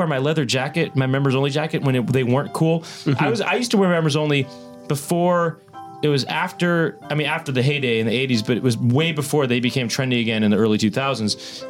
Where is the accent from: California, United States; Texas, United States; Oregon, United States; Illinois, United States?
California, United States; Los Angeles; I saw that guy growing up in Los Angeles all the time